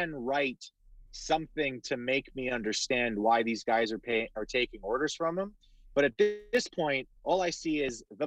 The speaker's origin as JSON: {"language": "English", "town": "Winnipeg", "region": "Manitoba", "country": "Canada", "tie": "born or raised there", "said": "I'm from Winnipeg"}